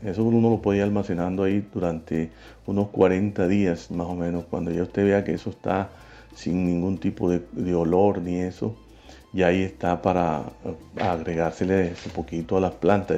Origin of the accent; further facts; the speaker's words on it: San Juan Nepomuceno, Bolívar, Colombia; nacido y criado en los Montes de María, más exclusivamente en el municipio de San Juan Nepomuceno